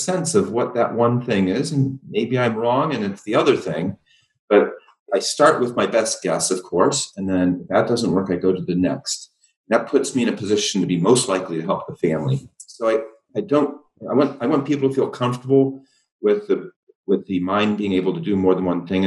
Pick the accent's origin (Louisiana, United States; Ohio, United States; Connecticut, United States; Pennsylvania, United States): Ohio, United States; half my family's in Texas and we grew up in Ohio.